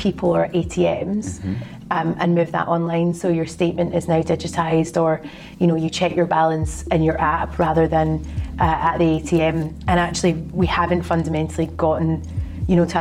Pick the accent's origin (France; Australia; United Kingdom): United Kingdom; Glasgow, Scotland; accent: Glaswegian; now in London, United Kingdom; I live in London, but I'm originally from Glasgow in Scotland